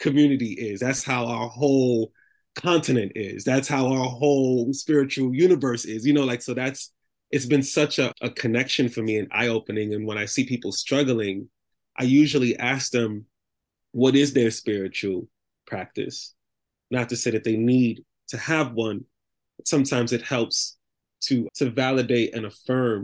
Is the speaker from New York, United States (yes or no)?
yes; New York City, New York, United States; I grew up in the Bronx